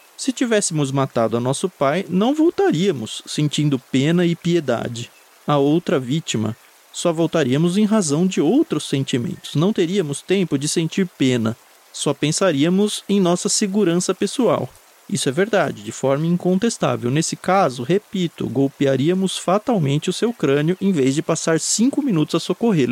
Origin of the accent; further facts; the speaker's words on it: Jundiaí, São Paulo, Brazil; Quando eu era adolescente, eu cresci em Jundiaí